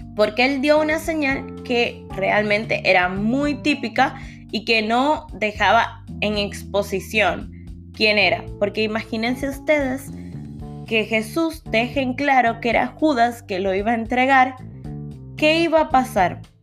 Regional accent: Dominican Republic; En mi país, Dominicana

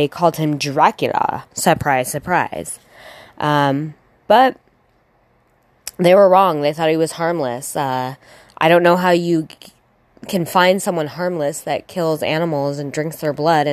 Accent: Sacramento, California, United States; I grew up in Sacramento.

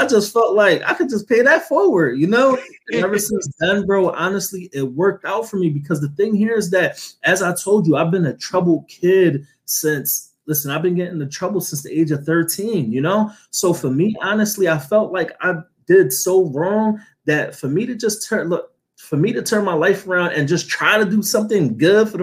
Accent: Philadelphia, Pennsylvania, United States; was cutting hair in Philadelphia

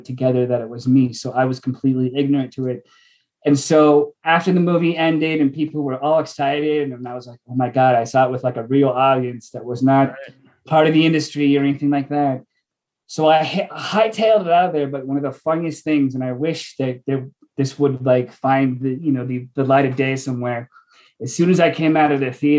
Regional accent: Washington, United States; moved away; I'm from Washington.

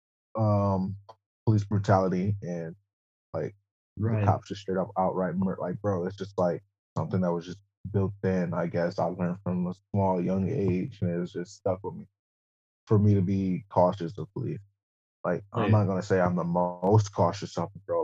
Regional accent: Roseville, Michigan, United States; I'm black and I'm from Michigan

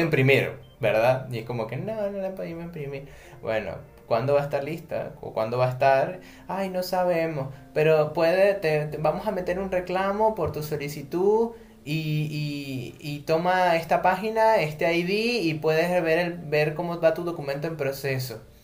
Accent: Venezuela; moved away as an adult; now in Buenos Aires, Argentina; vengo de Venezuela

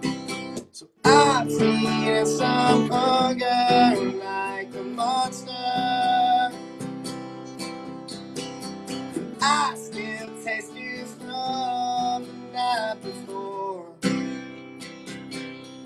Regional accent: Waynesboro, Georgia, United States; also born or lived in Statesboro, Georgia; now in Savannah, United States; I'm in Savannah, Georgia currently, but I'm from Waynesboro, Georgia, which is a super small town

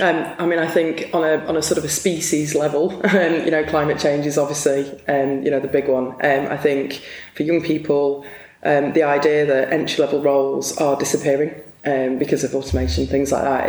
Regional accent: Blackpool, North West England, United Kingdom; I was born in Blackpool

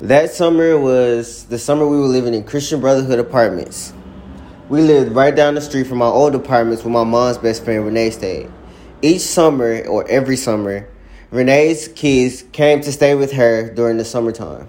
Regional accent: Jackson, Mississippi, United States; I'm from Jackson, Mississippi

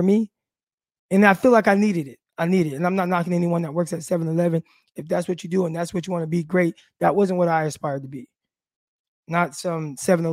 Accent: California, United States; moved away as an adult; we're from California

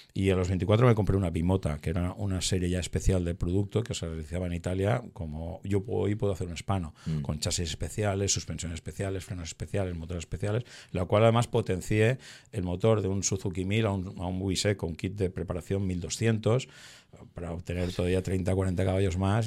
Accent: Torrent, Valencian Community, Spain; aquí en, en Torrente, ¿no? Donde donde mantenemos esta entrevista, eh, en mi ciudad natal

